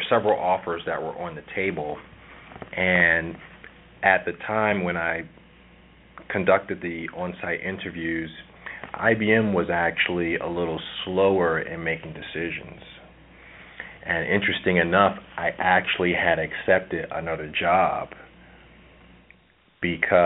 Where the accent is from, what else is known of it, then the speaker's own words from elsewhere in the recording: Philadelphia, Pennsylvania, United States; moved away; I'm originally from Philadelphia